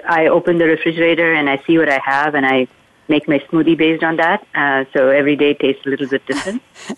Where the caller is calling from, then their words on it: Palo Alto, California, United States; I am calling from Palo Alto, California.